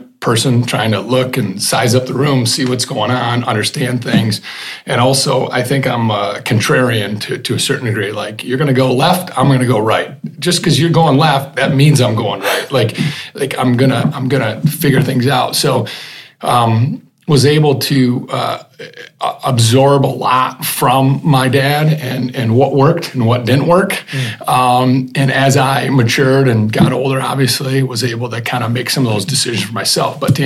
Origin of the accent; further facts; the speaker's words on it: Grand Rapids, Michigan, United States; Born Butterworth Hospital, Grand Rapids. Grew up on the west side.